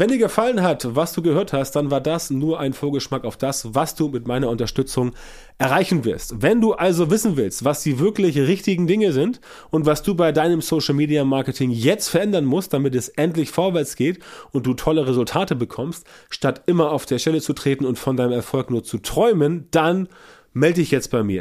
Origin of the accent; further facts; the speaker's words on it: Germany; bei uns in Deutschland